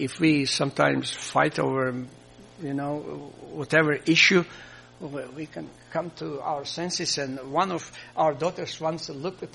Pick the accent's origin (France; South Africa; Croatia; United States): Croatia; first language Croatian; English is a second language; English is not my mother tongue, or we have a Croatian